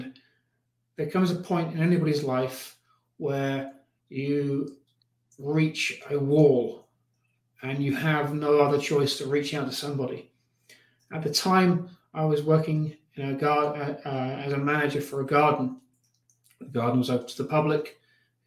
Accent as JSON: {"language": "English", "country": "United Kingdom", "also_born_or_lived": "Los Angeles", "moved": "yes", "lives_now": "Colorado, United States", "said": "I'm originally from the UK"}